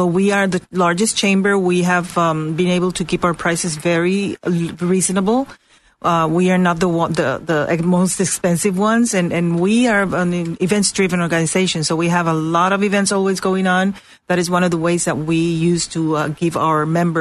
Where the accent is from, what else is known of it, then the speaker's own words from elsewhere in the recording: Puerto Rico; moved away as an adult; also born or lived in West Palm Beach, Florida; now in Orlando, United States; I'm originally from Puerto Rico. I moved to Florida like 5 years ago